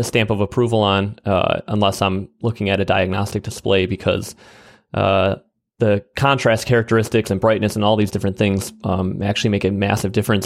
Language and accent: English; Wisconsin Rapids, Wisconsin, United States; a small town called Wisconsin Rapids, Wisconsin